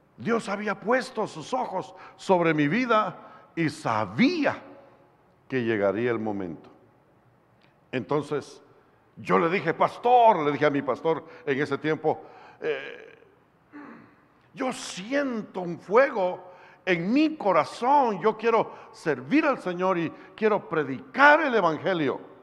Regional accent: Guatemala; de Guatemala, un evangelista

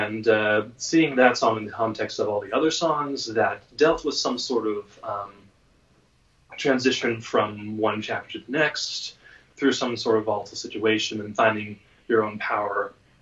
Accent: San Diego, California, United States; my hometown of San Diego

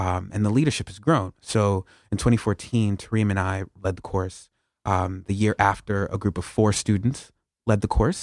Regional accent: New York, United States; I'm born and raised in New York.

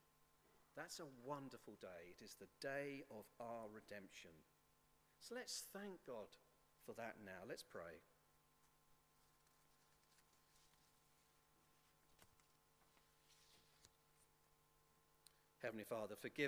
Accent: England, United Kingdom; As English

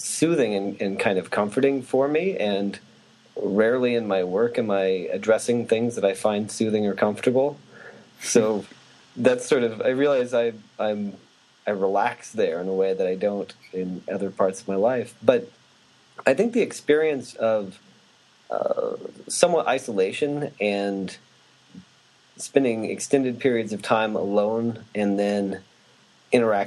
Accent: Hotchkiss, Colorado, United States; I was born and raised in a town called Hotchkiss in Colorado

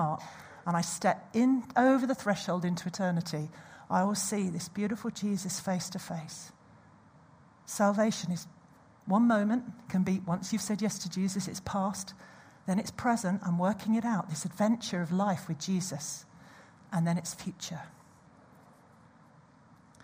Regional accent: United Kingdom; we're all British here

